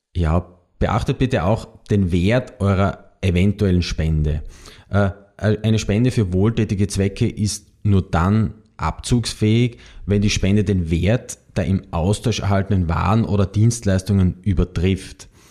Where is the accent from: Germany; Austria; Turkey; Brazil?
Austria; bei uns in Österreich